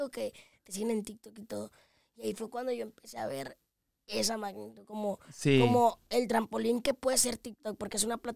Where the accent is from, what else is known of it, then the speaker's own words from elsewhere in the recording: Tabasco, Zacatecas, Mexico; pueblo de Zacatecas, Tabasco, Zacatecas, aunque estoy ahorita en Zacatecas capital porque estoy estudiando.